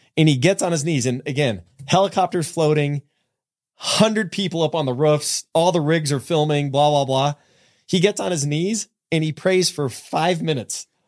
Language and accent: English; San Jose, California, United States; moved away; I was born and raised in San Jose